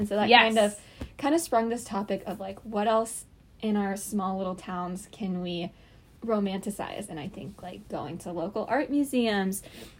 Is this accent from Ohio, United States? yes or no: no; Springfield, Missouri, United States; moved away as an adult; now in Columbia, United States; I'm from Springfield, which I think is much bigger than Columbia.